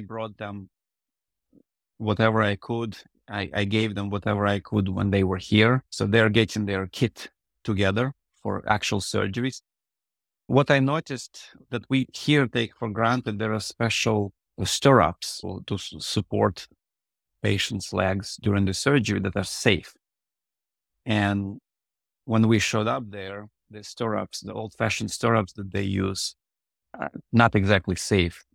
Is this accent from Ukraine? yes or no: yes; Odesa, Odesa Oblast, Ukraine; first language Russian; English is a second language; moved away; so my first language is Russian. I was born in the previous century, and the city, Odessa, was at that point predominantly Russian speaking